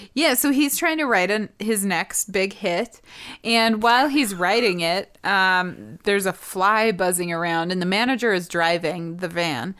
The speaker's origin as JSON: {"language": "English", "region": "Montana", "country": "United States", "tie": "born or raised there", "said": "growing up in Montana."}